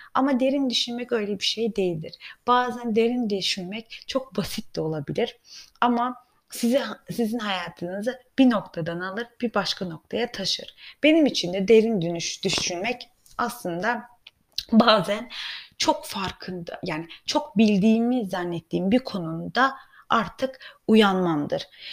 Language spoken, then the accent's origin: Turkish; Germany; Ben de Almanya'da yetiştiğim için